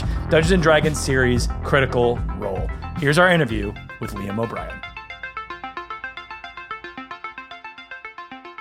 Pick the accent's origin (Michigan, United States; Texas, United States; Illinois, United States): Michigan, United States; I grew up in Michigan